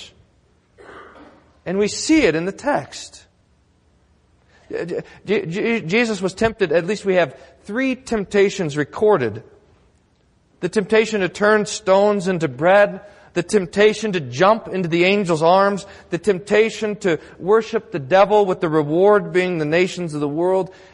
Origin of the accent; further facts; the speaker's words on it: Texas, United States; Growing up in Texas